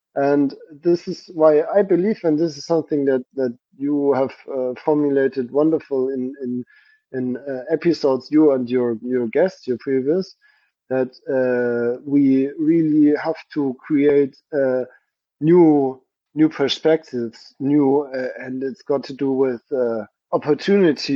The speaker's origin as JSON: {"language": "English", "country": "Germany", "tie": "born or raised there", "lives_now": "Stuttgart, Germany", "said": "I was in the church in my hometown for visiting my family"}